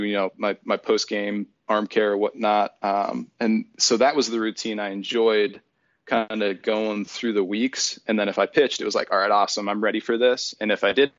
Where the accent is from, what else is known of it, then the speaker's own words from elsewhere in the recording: Erie, Pennsylvania, United States; moved away; also born or lived in California; my hometown of Erie, Pennsylvania